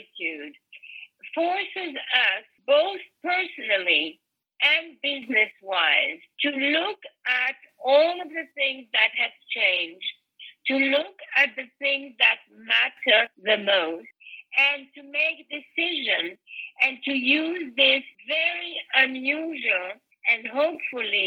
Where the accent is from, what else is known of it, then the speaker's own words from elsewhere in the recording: Belgium; moved away as an adult; also born or lived in Europe / America; now in United States; I was born in Belgium, and I was raised in Europe, and I only came to America when I was 22